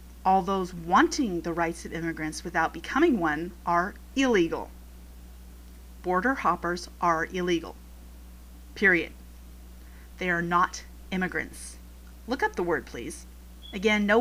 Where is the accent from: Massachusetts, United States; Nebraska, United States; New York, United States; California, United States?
California, United States; Los Angeles; first language Spanish; English is a second language; I am Mexican by ethnicity. My family happens to have been in the Los Angeles area since before it was the United States, so I was born a citizen